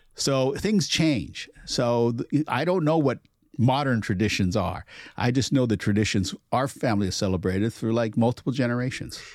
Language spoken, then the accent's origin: English; Portland, United States; growing up in Portland, there wasn't a huge Chinese community